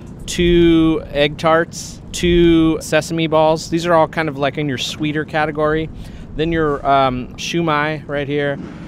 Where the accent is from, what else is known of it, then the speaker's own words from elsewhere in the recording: United States; Growing up in the United States